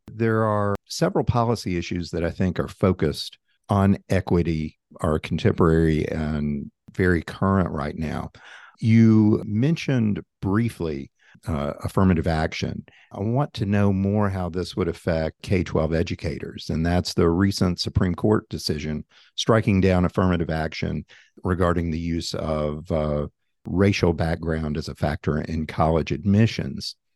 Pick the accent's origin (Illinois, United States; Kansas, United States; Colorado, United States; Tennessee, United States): Tennessee, United States; One is from my home state, which is Tennessee.